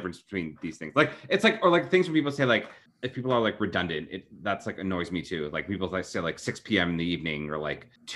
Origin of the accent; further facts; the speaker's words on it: Maryland, United States; I'm from Maryland